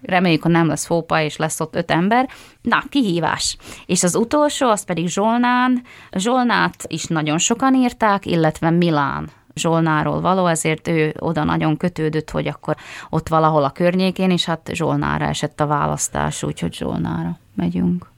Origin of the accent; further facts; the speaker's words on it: Tvrdošovce, Nitra Region, Slovakia; az én szülőfalumban Tardoskedden